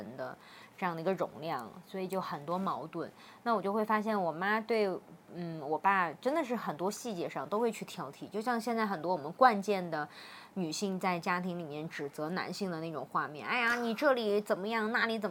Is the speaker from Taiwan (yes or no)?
no; Xinxiang, Henan, China; now in Guiyang, China; 尤其是后面我们又从河南新乡搬到贵州贵阳了之后呢